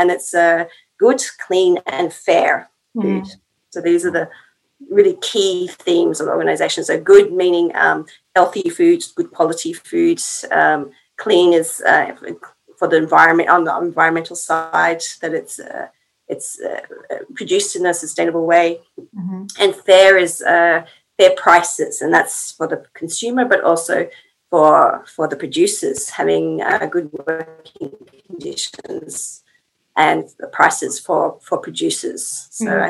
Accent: Australia; moved away as an adult; now in Finland; I'm from Australia, and I've been in Finland for just over 10 years now

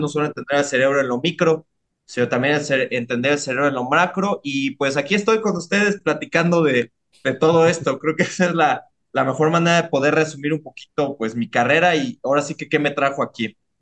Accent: Mexico City, Mexico; yo, yo soy de Iztapalapa para el mundo, ¿no? Entonces, este, yo soy de, de, de Iztapalapa la Bella, de Iztapajud, el Bronx de la Ciudad de México

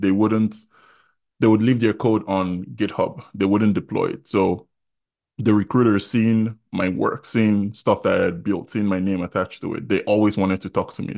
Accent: Jos, Plateau, Nigeria; moved away as an adult; also born or lived in Kogi State (ancestry) / Iowa, United States; now in United States; I was born in Jos, went to primary school in Jos, went to secondary school in Jos, Baptist High School

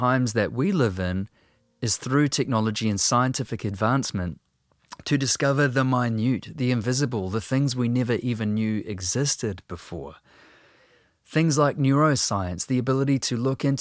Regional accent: New Zealand

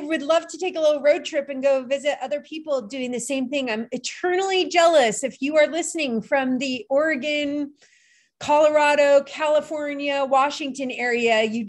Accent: Turkey; because I grew up in Turkey going to the Kapalı Çarşı in Istanbul.

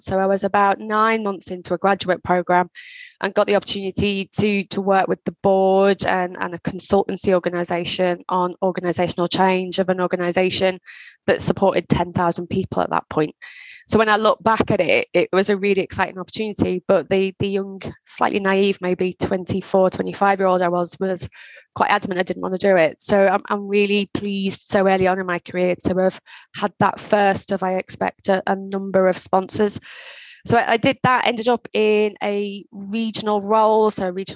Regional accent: Liverpool, North West England, United Kingdom; I grew up in Liverpool. So I grew up in a part of Liverpool called Knowsley.

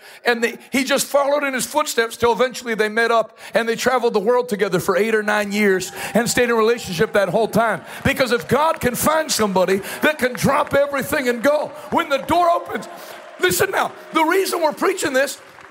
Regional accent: Ghana; moved away as an adult; now in United States; As an immigrant. Where is Scranton? I'm from Ghana.

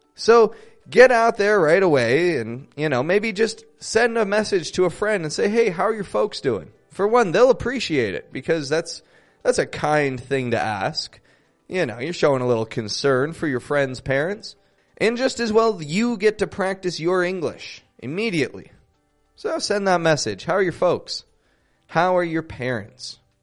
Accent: Toronto, Ontario, Canada; I'm from Toronto, Canada

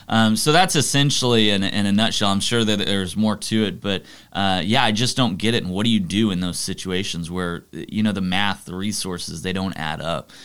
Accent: Arlington, Texas, United States; Grew up in Arlington, Texas

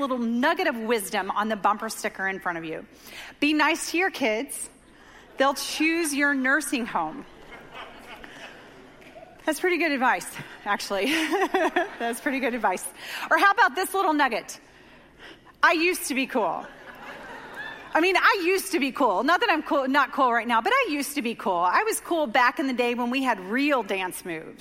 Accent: Dover, Oklahoma, United States; The great destination city of Dover, Oklahoma, population 500, is my hometown. That's where I grew up.

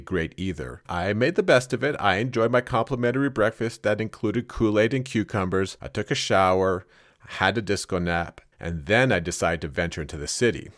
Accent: Canada; I am Canadian, and as such, I am used to the cold

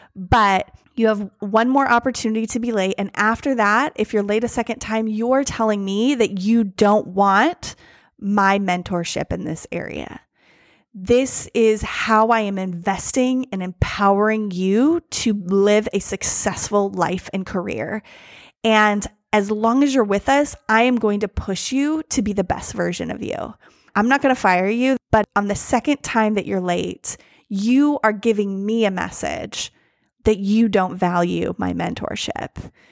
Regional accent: United States; me, as an American

